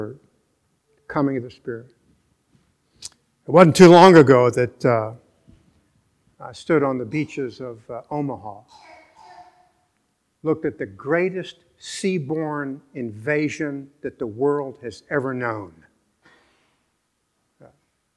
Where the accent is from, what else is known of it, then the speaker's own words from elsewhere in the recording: Venezuela; moved away; I was born in Venezuela.